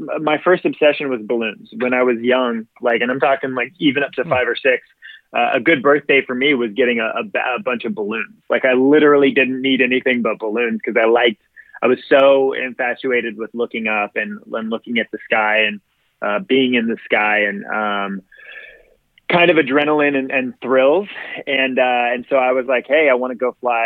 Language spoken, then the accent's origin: English; Southern California, United States; I grew up in Southern California my whole life. I actually didn't leave the state of California until I was like 22